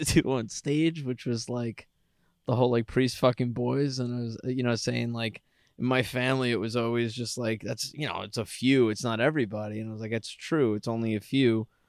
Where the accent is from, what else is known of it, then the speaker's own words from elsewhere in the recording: New York City, New York, United States; growing up in Travis, Staten Island